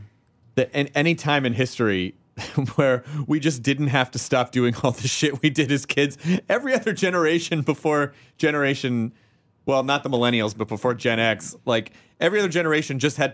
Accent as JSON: {"language": "English", "region": "Tennessee", "country": "United States", "said": "I'm from Tennessee."}